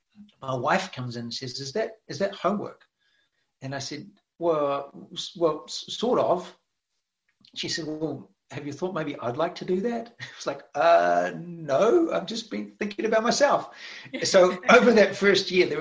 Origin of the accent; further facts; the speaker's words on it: New Zealand; now in Redding, United States; I'm originally from New Zealand